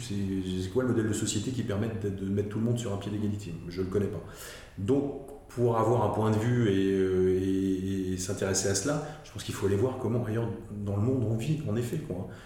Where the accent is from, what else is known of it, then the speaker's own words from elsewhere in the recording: Alsace, Grand Est, France; je suis alsacien de souche et je n'ai jamais vécu ailleurs, donc je connais bien l'Alsace